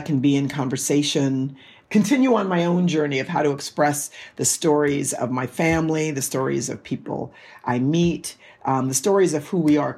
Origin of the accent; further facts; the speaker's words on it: New York, United States; moved away as an adult; I say that I'm from New York, even though I haven't lived in New York for probably 30 years, but I'll always be a New Yorker. That's where I was born and raised